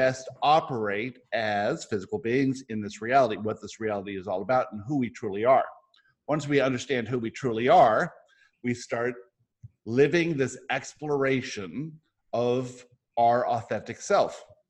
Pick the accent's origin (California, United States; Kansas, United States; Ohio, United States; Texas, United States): California, United States; San Diego; also born or lived in Johannesburg, South Africa / Michigan / Boca Raton, Florida; I was born in Johannesburg, South Africa. My family moved all around the world. I grew up in San Diego. I spent a year after that in Johannesburg and then in Michigan and then most of my life in San Diego and then Boca Raton, Florida.